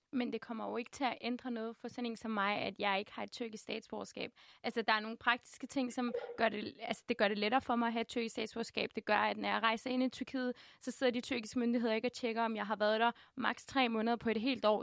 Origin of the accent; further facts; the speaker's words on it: Denmark; jeg kalder også mig selv dansker